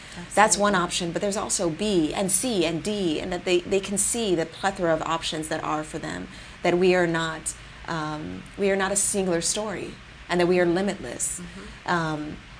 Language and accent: English; California, United States; I have been born and raised in the Bay Area, I don't have a large foundation footprint here